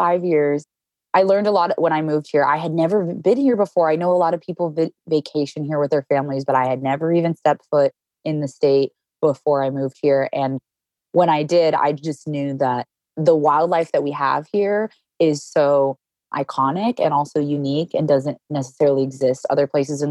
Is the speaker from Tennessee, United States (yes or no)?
no; Arizona, United States; I grew up in Arizona